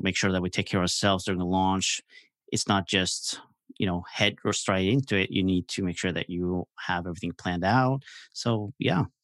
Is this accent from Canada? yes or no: no; Norway; I'm from Norway, so I'm across the pond